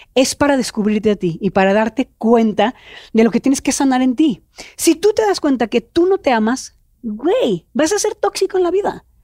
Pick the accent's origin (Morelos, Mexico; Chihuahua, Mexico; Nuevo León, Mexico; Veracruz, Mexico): Nuevo León, Mexico; Monterrey; accent: norteño; yo soy regia